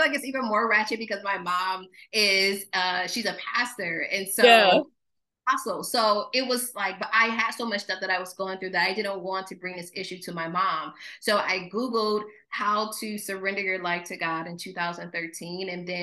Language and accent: English; Mount Morris, Michigan, United States; moved away as an adult; now in Los Angeles, United States; I just tell people I'm from Flint, but I'm from Mount Morris